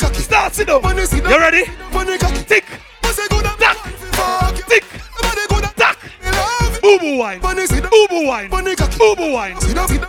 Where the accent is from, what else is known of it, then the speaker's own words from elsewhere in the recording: Jamaica; I'm from Jamaica, baby.